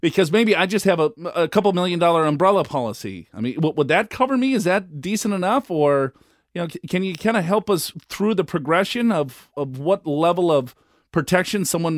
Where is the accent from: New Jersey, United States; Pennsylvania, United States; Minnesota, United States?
Minnesota, United States; I'm from Minnesota